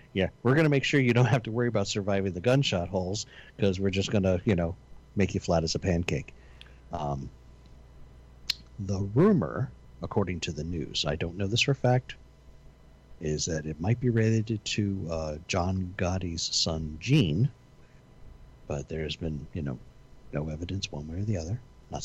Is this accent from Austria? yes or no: no; Italy; But I'm from Italy.